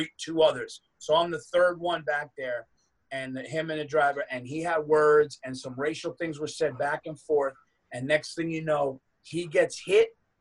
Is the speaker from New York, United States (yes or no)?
yes; Westchester County, New York, United States; also born or lived in Yonkers, New York / Dutchess County, New York; I grew up in Westchester County, and then I went to high school in Dutchess County